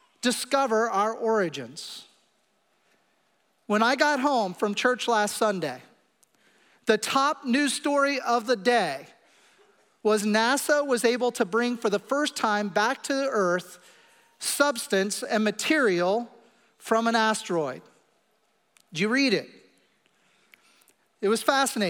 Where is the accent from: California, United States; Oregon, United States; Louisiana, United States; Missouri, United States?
Missouri, United States; Kansas City; I come from Kansas City and we eat meat a lot